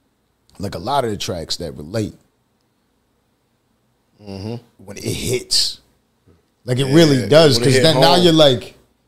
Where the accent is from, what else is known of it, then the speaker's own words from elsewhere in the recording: Buffalo, New York, United States; It's different being from New York, because I'm from Buffalo, New York.